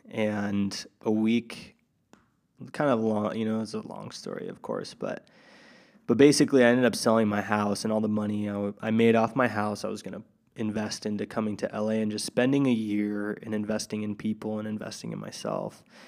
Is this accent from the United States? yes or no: yes; Tri-Cities, Washington, United States; moved away; back in my hometown, Tri-Cities, Washington